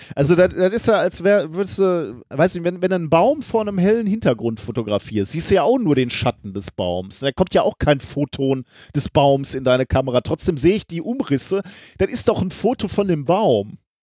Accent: Germany; wir beide als Deutsche

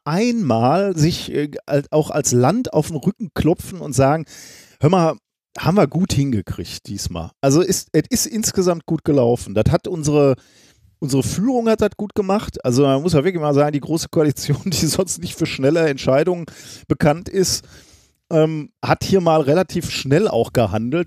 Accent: Germany; als Deutsche

